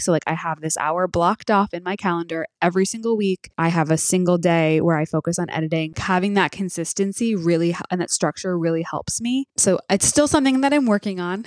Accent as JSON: {"language": "English", "country": "United States", "said": "we're American, too."}